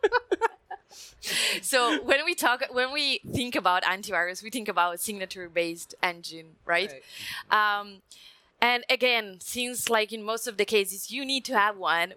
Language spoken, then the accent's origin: English; Italy; English is a second language; I'm Italian, come from Italy, so you may notice prime from my accent